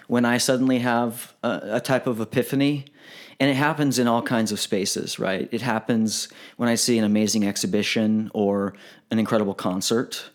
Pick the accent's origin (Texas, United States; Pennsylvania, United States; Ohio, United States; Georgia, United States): Texas, United States; Galveston; I was born in Texas